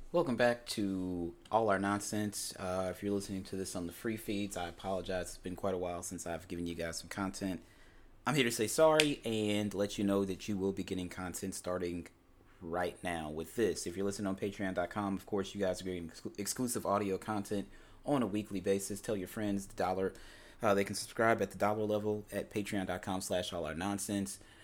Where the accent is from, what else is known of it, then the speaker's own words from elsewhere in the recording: University City, Missouri, United States; I am born and raised in Saint Louis, Missouri, more specifically University City, Missouri, which is a small suburb of Saint Louis.